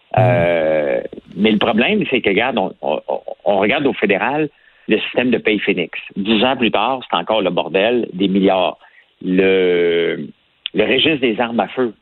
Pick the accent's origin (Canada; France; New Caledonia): Canada; Montreal, Quebec; on vient de Montréal